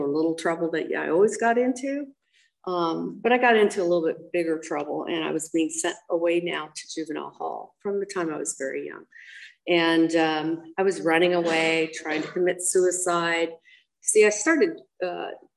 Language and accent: English; Monrovia, California, United States; I was raised up in Monrovia